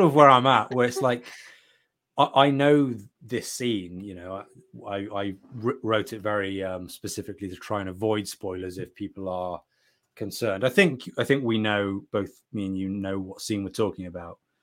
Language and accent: English; United Kingdom; I'm from Britain